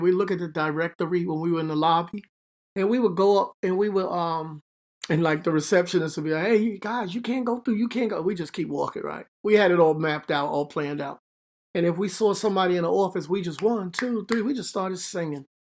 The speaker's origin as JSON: {"language": "English", "town": "New York City", "region": "New York", "country": "United States", "tie": "born or raised there", "moved": "as an adult", "lives_now": "Hackensack, United States", "said": "I'm from the Bronx, Bronx, New York, High Bridge, a little section, High Bridge area of the Bronx"}